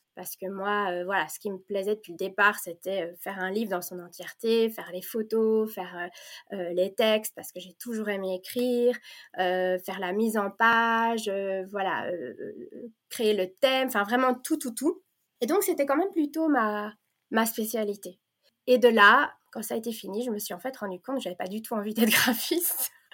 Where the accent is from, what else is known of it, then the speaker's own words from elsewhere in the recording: Belgium; first language French; also born or lived in Provence, France; now in Flanders, Belgium; moi j'ai grandi en Belgique, mais je suis née euh, en Provence